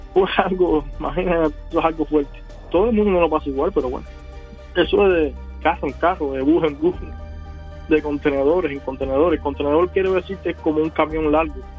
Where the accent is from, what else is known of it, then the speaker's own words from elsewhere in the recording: Cuba; moved away as an adult; now in United States; somos cubanos